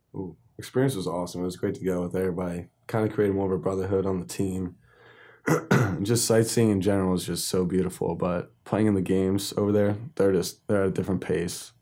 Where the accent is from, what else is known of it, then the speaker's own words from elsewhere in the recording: Newport, New Jersey, United States; we're in Newport